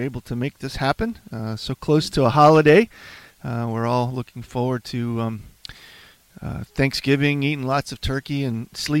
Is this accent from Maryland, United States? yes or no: no; Virginia, United States; We were chatting a few minutes offline, and I'm from Virginia